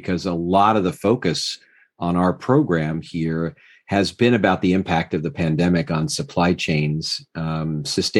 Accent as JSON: {"language": "English", "town": "Philadelphia", "region": "Pennsylvania", "country": "United States", "tie": "born or raised there", "said": "the Philadelphia Convention Center here in my hometown"}